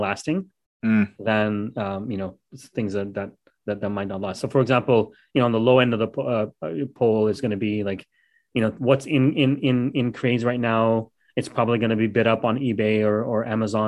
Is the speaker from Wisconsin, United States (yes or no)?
no; Dallas, Texas, United States; I'm from Dallas